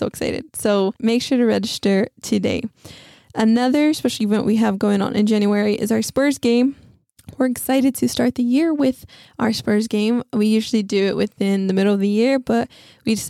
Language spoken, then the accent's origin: English; West Texas, United States; now in San Antonio, United States; my hometown is in West Texas